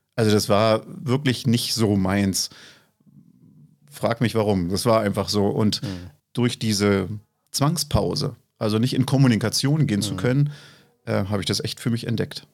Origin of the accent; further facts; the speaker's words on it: East Germany, Germany; also born or lived in Fürstenwalde; ich bin ja ein Kind der DDR